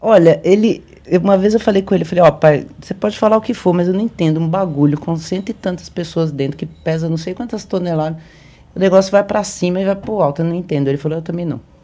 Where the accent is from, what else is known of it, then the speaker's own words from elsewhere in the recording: Minas Gerais, Brazil; Sou muito mineira